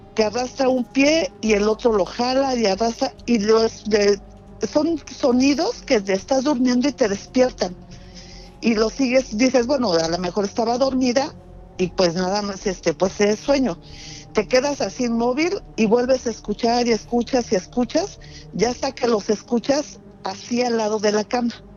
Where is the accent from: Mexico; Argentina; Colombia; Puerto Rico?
Mexico; Mexico City; yo soy de Ciudad de México, de, de, Rosario